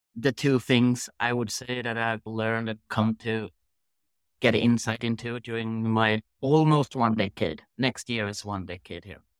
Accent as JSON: {"language": "English", "country": "Sweden", "tie": "born or raised there", "said": "growing up in Sweden"}